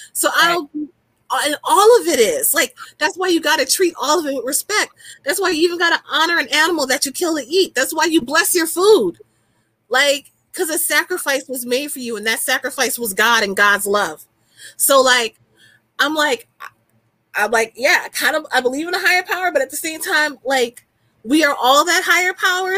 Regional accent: New Orleans, Louisiana, United States; I'm from New Orleans, so the root working is like natural to me

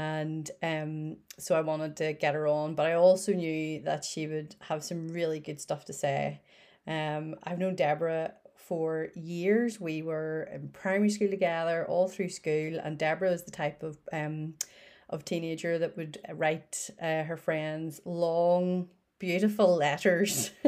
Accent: Northern Ireland, United Kingdom; I am in my spare room in Northern Ireland

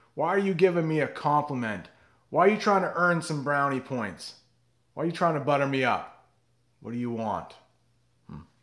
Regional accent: New England, United States; I am from New England, which is in the northeast of the United States, about two hours north of Boston

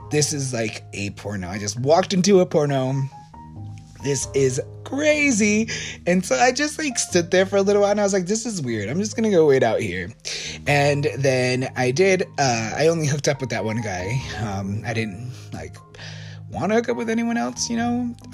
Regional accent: Maracaibo, Zulia, Venezuela; born there; I mean, I was born in Maracaibo, and they're both cities in Venezuela.

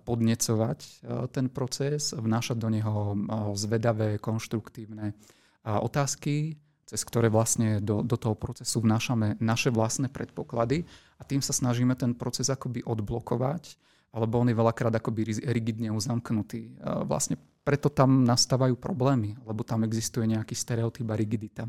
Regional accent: Slovakia; som Slovák

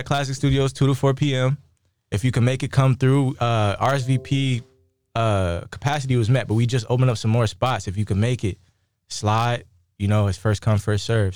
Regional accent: Moreno Valley, California, United States; coming up in Moreno Valley, California, it's, like, super insulated

